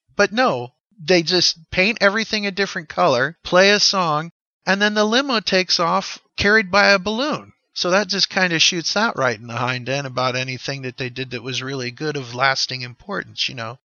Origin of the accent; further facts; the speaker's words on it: United States; as an American kid